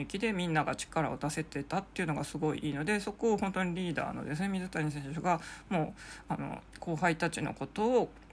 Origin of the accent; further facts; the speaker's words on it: Sapporo, Hokkaido, Japan; 地元札幌